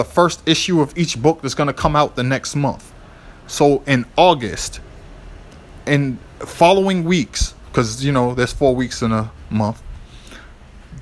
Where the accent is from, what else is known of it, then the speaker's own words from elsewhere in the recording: Boston, Massachusetts, United States; in Boston, I grew up near Chinatown.